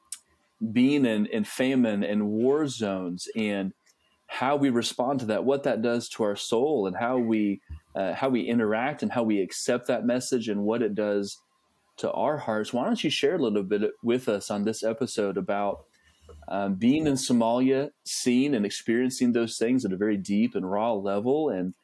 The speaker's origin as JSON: {"language": "English", "region": "Oklahoma", "country": "United States", "also_born_or_lived": "Kentucky", "said": "I'm from Oklahoma"}